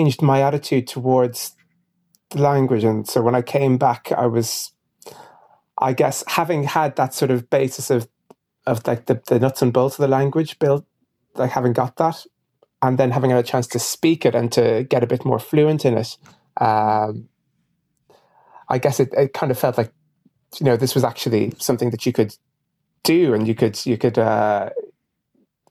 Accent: Ireland; my background is I'm half Irish and half Ghanaian

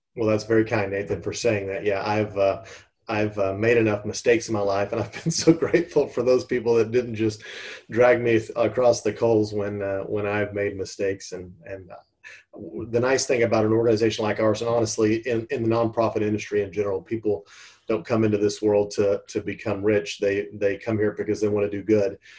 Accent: Texas, United States; born and raised in Texas

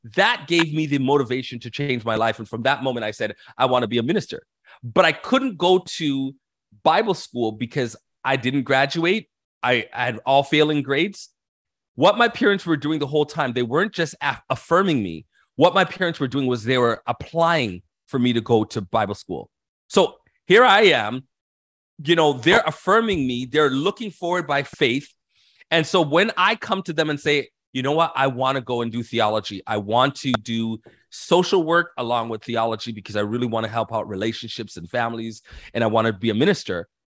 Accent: Toronto, Ontario, Canada; I was born and raised in Canada, so I'm Canadian, um, in Toronto specifically

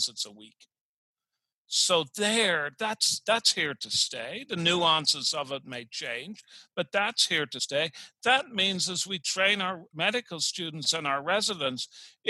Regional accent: Dublin, Leinster, Ireland; now in Richmond, United States; Here I am in Richmond, Virginia, and I'm originally from Dublin, Ireland.

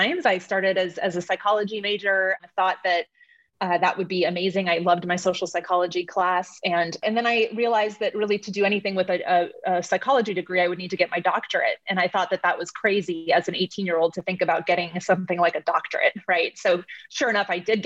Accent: Phoenix, Arizona, United States; I was born and raised in Phoenix

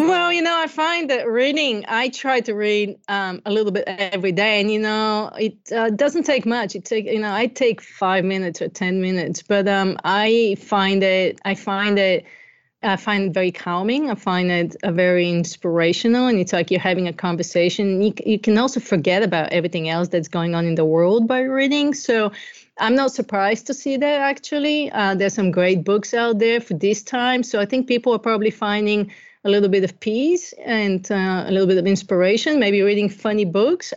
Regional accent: Bulgaria; moved away; I'm originally from Bulgaria. I grew up during communism, and I had the best childhood ever

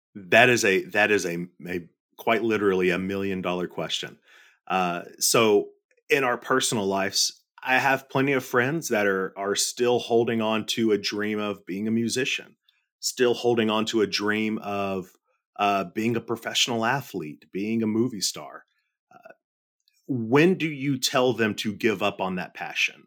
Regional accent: Middle Tennessee, United States; I grew up, I grew up in Middle Tennessee, uh, born and raised here

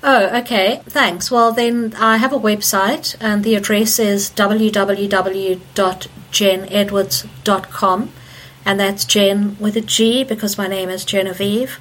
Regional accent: Zimbabwe; also born or lived in South Africa; now in Leeds, United Kingdom; Okay, so I grew up in Zimbabwe and spent many many years of my life there.

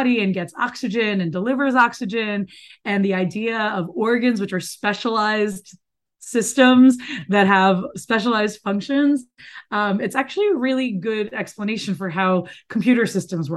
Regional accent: Miami, Florida, United States; moved away; also born or lived in New York; I grew up in Miami, Florida, where I currently live after 20 years of not living here

